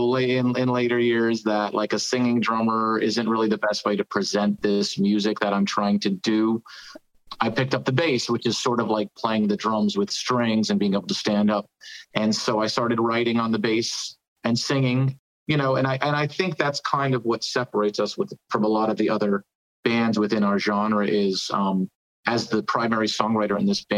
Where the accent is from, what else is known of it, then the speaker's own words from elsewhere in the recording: New Jersey, United States; I'm from New Jersey originally.